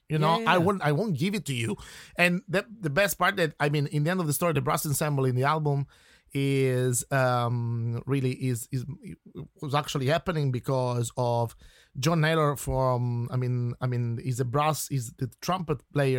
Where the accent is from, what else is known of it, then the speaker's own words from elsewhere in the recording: Turin, Piedmont, Italy; English is a second language; moved away as an adult; now in Ireland; I'm coming from the north of Italy, okay, I come from Turin